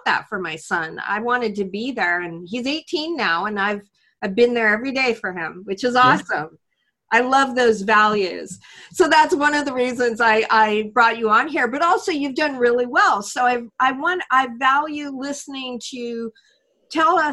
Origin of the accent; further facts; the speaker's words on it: Prince George, British Columbia, Canada; I'm from Prince George, British Columbia, which is 10 hours north of Vancouver in Canada.